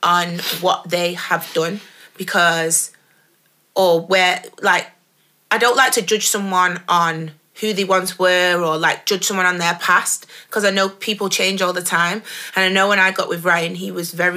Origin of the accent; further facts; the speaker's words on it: Stockport, North West England, United Kingdom; I'm from Edgeley. I'm from Stockport